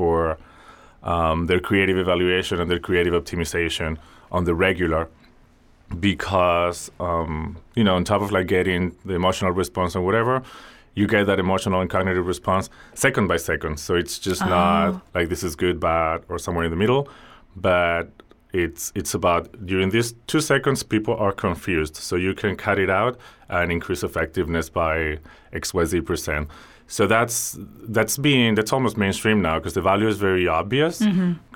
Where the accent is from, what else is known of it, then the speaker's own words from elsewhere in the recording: Spain; growing up in Spain in the 80s and early 90s